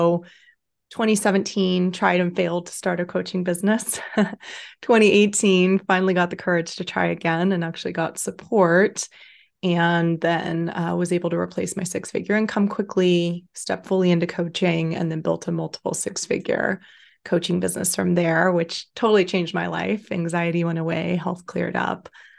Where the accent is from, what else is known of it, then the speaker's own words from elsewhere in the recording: Austin, Texas, United States; Yeah, so I'm 34, I'll be 35 this summer. I grew up in Austin, Texas mostly, but had kind of an unconventional upbringing.